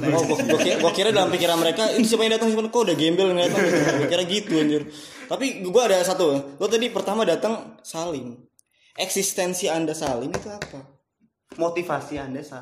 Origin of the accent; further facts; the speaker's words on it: Bekasi, West Java, Indonesia; Walaupun kita orang Bekasi, ya udahlah